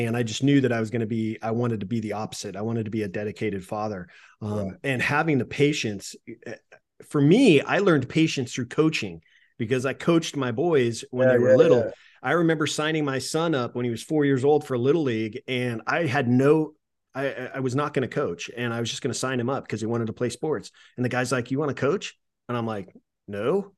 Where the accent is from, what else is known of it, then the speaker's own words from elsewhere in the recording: California, United States; I was a volunteer fireman at 17 years old, 16, 17 years old for a little town I grew up in Northern California. And it was a small town. It's like 1,000 people.